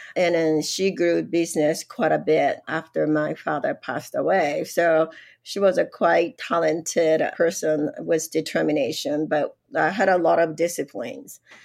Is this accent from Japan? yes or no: yes; Yokosuka, Kanagawa, Japan; English is a second language; moved away as an adult; also born or lived in Los Angeles, United States; now in Utah, United States; I was born in Japan, a place is called Yokosuka, which is a little south of Tokyo